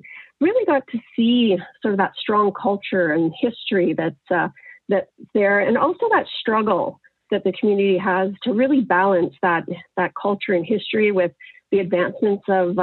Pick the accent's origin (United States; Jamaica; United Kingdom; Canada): Canada; Northwestern Ontario; moved away; I grew up in Northwestern Ontario.